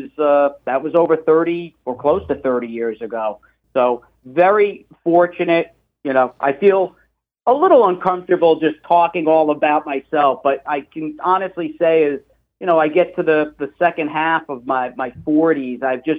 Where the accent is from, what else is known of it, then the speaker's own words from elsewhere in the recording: Floral Park, New York, United States; now in Fort Lauderdale, United States; So I grew up literally a stone's throw from Belmont Park Racetrack, home of the Belmont Stakes, in a town called Floral Park.